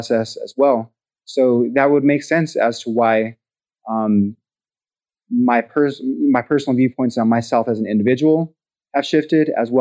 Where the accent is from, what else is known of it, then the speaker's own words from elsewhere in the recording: Pueblo, Colorado, United States; my hometown